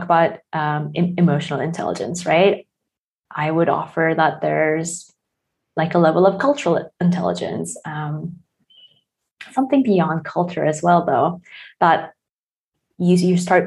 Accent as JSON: {"language": "English", "country": "South Korea", "said": "I'm from South Korea"}